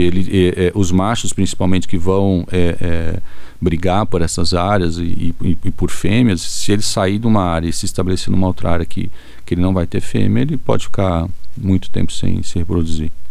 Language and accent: Portuguese; São Paulo, Brazil; also born or lived in Viçosa; Eu sou de São Paulo, então frequentava o zoológico